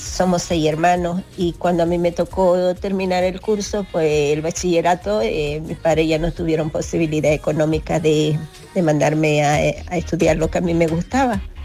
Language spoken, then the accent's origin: Spanish; Bolivia; moved away as an adult; now in Spain; en mi país, Bolivia